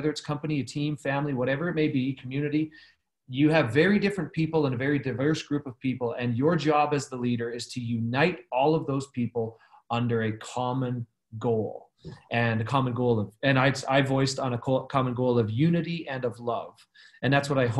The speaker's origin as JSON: {"language": "English", "country": "Canada", "tie": "born or raised there", "moved": "as an adult", "lives_now": "Los Angeles, United States", "said": "I am a Canadian. I have my US green card, but I'm not a US citizen"}